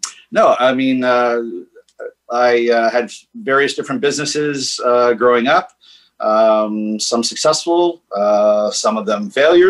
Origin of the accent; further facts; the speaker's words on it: Washington, District of Columbia, United States; moved away; also born or lived in Northern Virginia / Los Angeles; Born and raised in Washington, D.C., 52 years old.